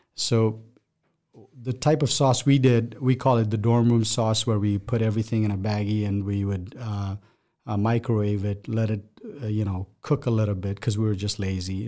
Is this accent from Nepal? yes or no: yes; Nepal; now in Omaha, United States; my background is I come from Nepal. That's where I'm from.